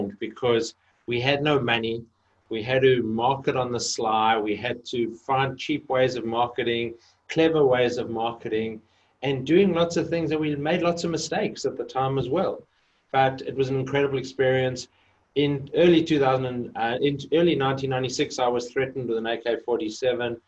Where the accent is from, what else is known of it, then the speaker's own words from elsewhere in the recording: Johannesburg, Gauteng, South Africa; moved away; So I grew up in Johannesburg. I was actually born in a little town in the middle of the desert, but grew up most of my life in Johannesburg